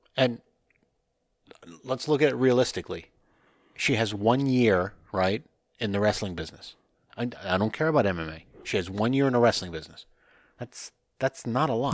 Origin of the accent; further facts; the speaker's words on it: northern New Jersey, United States; I'm from New Jersey, and he's like, no, no, no, where? And I said, oh, northern New Jersey